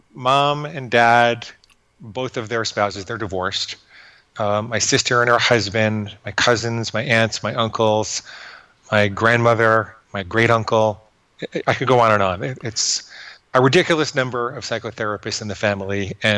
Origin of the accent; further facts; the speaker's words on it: Fort Alexandria, Virginia, United States; born there; I was born in Walter Reed Army Hospital in Fort Alexandria, Virginia, which is just outside of Washington, D.C.